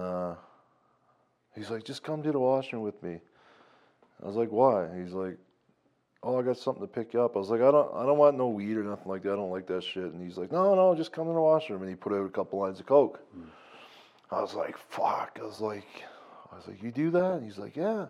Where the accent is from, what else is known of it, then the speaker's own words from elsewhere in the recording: Newfoundland and Labrador, Canada; moved away as an adult; also born or lived in Lloydminster; now in Calgary, Canada; I'm from Newfoundland. I came here when I was 19